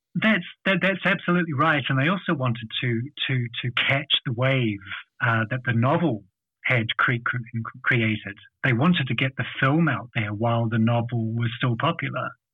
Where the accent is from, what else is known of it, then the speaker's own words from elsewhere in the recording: New Zealand; accent: Kiwi; my ugly Kiwi accent